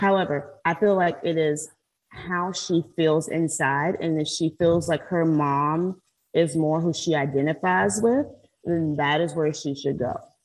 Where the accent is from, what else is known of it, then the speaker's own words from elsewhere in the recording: South Carolina, United States; now in Florida, United States; I'm from South Carolina. I live in Florida, but I'm not a Floridian. I'm from South Carolina.